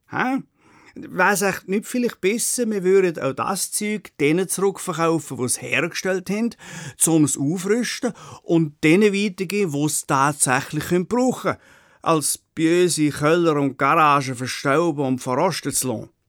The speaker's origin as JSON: {"language": "German", "country": "Switzerland", "said": "bis anhin sind wir Schweizer ja regelmäßig vom Ausland kritisiert worden"}